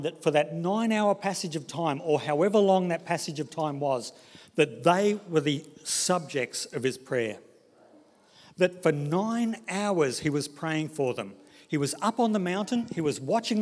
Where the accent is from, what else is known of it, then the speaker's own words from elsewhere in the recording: Brisbane, Queensland, Australia; I grew up in Brisbane, in the suburb of Inala